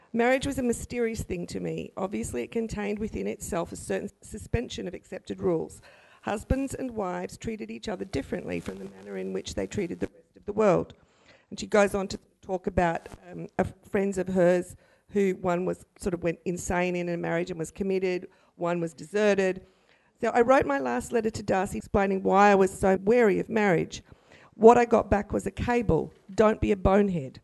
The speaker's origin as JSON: {"language": "English", "town": "Brisbane", "region": "Queensland", "country": "Australia", "tie": "born or raised there", "said": "I grew up in Maruka, and I won a scholarship to Girls Grammar just down the road here"}